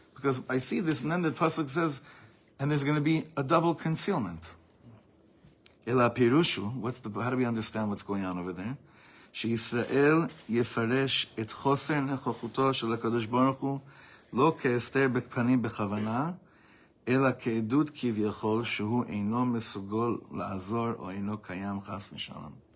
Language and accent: English; United States; we grew up in America